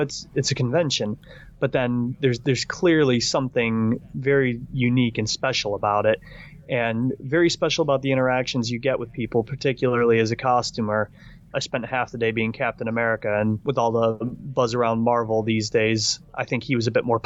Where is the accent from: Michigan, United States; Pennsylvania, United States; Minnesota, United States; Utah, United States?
Michigan, United States; now in United Kingdom